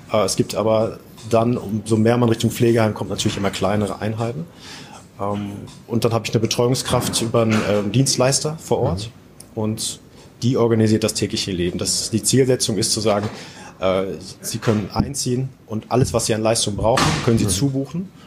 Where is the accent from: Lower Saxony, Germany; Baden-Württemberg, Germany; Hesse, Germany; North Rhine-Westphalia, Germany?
Lower Saxony, Germany; Oldenburg; komme aus dem Norden Deutschlands und zwar aus Oldenburg